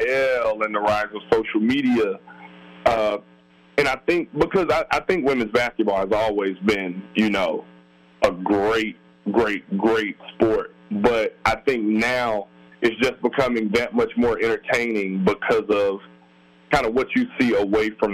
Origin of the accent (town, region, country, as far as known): Alabama, United States; moved away